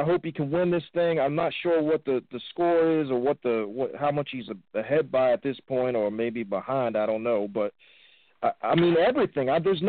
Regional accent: Baltimore, Maryland, United States; I'm from Baltimore, Maryland

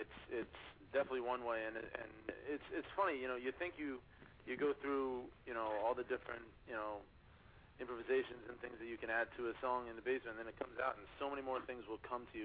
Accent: New York, United States; Long Island, New York.

